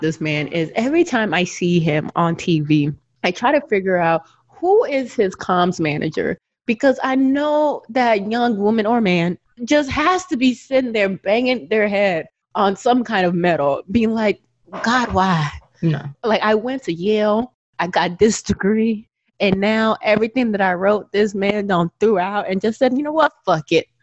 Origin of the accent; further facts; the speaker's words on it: Lagos, Nigeria; also born or lived in Memphis, Tennessee / Texas; now in Phoenix, United States; originally, I, I am from Nigeria. I am a Yoruba Yoruba girl